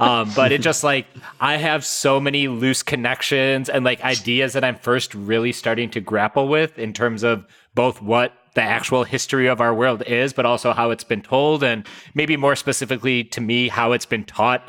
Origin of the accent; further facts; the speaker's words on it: India; I'm from India, yes.